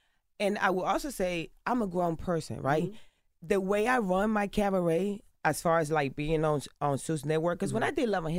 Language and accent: English; Carolina, Puerto Rico; I grew up in Puerto Rico. I grew up in Carolina, in Las Esmeraldas, en el Caserío. I grew up in the ghetto, in the hood, in the trenches.